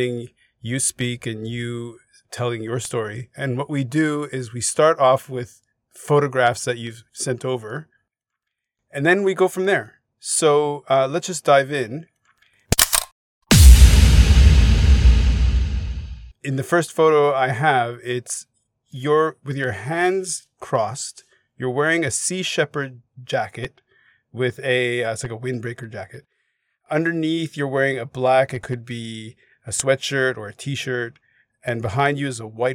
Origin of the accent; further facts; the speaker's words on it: Montreal, Quebec, Canada; moved away; also born or lived in Hong Kong; I grew up in Montreal